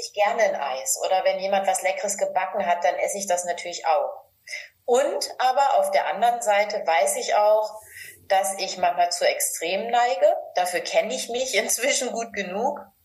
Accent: Northern Germany, Germany; Ich komme aus Norddeutschland

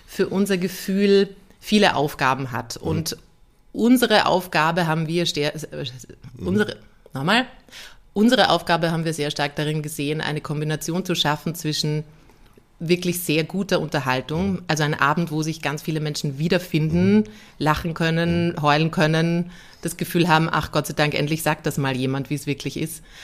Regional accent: Vienna, Austria; also ein Kind und eine Familie, das will ich in Wien, in meiner Heimatstadt

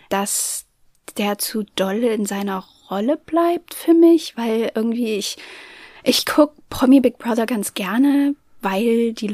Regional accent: Germany; Ich komme aus Deutschland, ich kann kein Englisch sprechen.

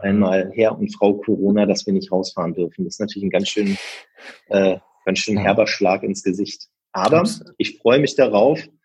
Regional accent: Berlin, Germany; ich komme aus Berlin, für mich ist das mein Naherholungsgebiet

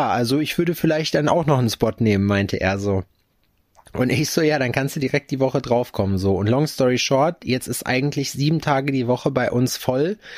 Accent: Berlin, Germany; Als Berliner mehr, ist man das doch eh schon halb.

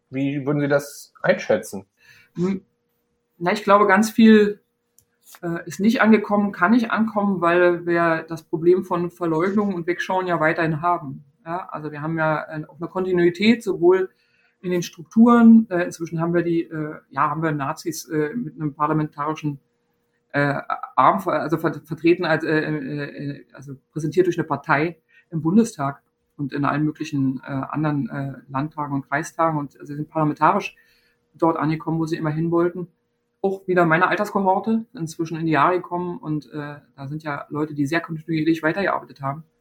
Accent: East Germany, Germany; ich bin in der DDR geboren, klar. Ja, äh, und bin da sozialisiert und geprägt

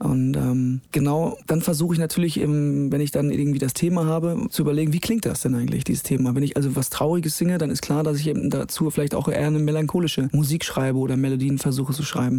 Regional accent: Kapellen, Germany; moved away; es ist nach wie vor meine Heimat, meine Wurzeln und vor allen Dingen habe ich deshalb eine sehr große Verbundenheit zu dieser dieser Ortschaft, weil meine gesamte Familie noch da ist.

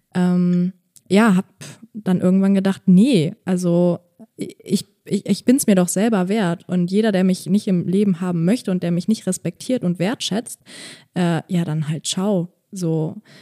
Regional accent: Bonn, North Rhine-Westphalia, Germany; moved away as an adult; now in Berlin, Germany; ich komme aus Bonn und habe da halt jetzt auch lange in einer WG gewohnt

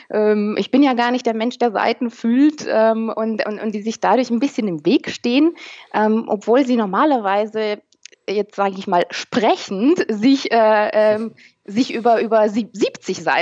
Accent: Romania; Ich bin nämlich selber ähm, aus Osteuropa, Rumänin.

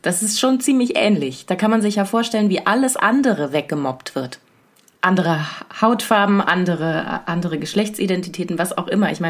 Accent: Southern Germany, Germany; moved away; Ich komme aus Süddeutschland.

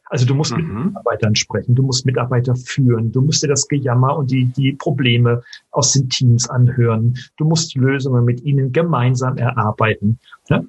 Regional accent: Germany

